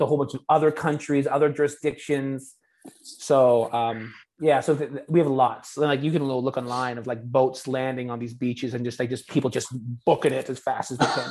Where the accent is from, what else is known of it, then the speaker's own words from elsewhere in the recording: Canada; moved away; I'm Canadian